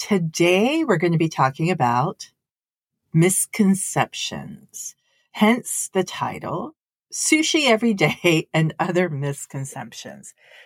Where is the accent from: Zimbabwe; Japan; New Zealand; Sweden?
Japan; now in United States; I'm coming from Japan, which is the land of sushi, right? If you do want to have the best sushi in the world, obviously you can find it in Japan. So why would I move here to the US